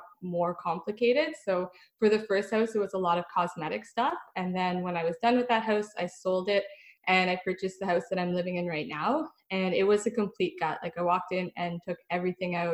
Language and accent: English; Ottawa, Ontario, Canada; I'm from Ottawa